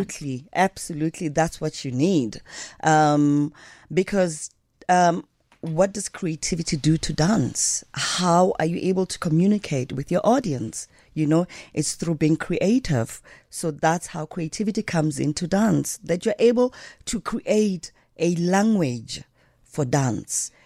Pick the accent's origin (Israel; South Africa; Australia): South Africa; Johannesburg, Gauteng; also born or lived in Diepkloof, Soweto; I grew up in Alexandra Township